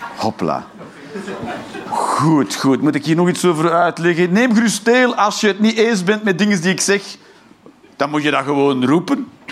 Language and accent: Dutch; Flanders, Belgium; now in Eindhoven, Netherlands; ik ben een Vlaming